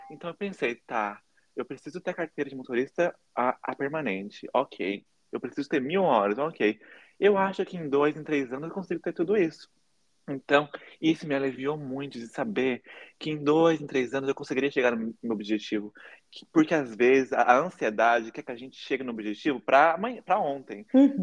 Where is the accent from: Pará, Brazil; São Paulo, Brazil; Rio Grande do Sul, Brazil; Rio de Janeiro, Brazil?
São Paulo, Brazil; Taubaté; moved away as an adult; now in United States; Eu nasci no Brasil, em Taubaté, interior de São Paulo, e eu me mudei